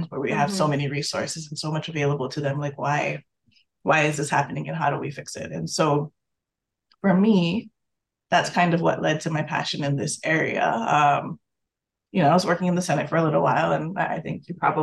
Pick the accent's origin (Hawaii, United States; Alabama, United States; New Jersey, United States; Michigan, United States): Hawaii, United States; moved away; I grew up in Hawaii